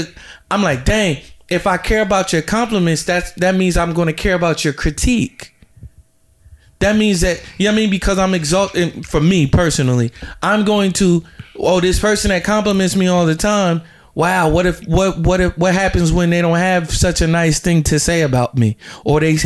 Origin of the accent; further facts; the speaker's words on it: New Jersey, United States; also born or lived in Georgia; I'm from Jersey